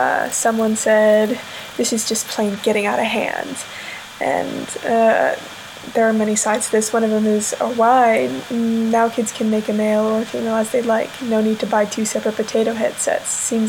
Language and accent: English; North Carolina, United States; So, we're both from North Carolina